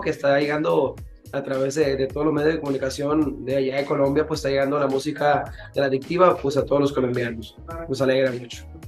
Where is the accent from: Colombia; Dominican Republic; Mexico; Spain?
Mexico; nosotros mexicanos